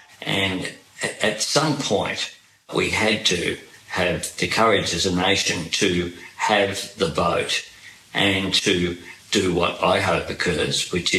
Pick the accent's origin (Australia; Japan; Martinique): Australia; Sydney, New South Wales; Well, I grew up in Camperdown in inner Sydney